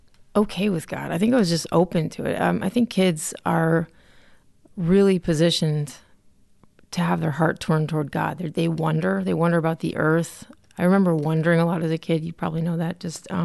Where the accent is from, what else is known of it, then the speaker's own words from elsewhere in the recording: Connecticut, United States; So I grew up in Connecticut, oldest of four, pretty much an entrenched cradle Catholic church family